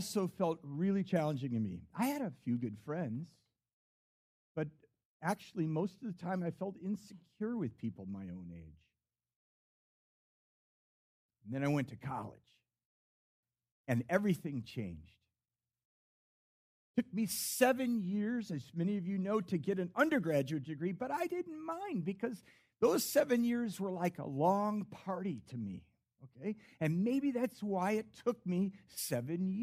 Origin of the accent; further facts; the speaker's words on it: Chicago suburbs, Illinois, United States; I was raised in the Chicago suburbs